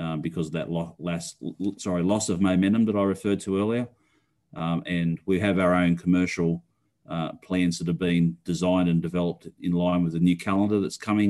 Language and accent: English; Australia; being an Aussie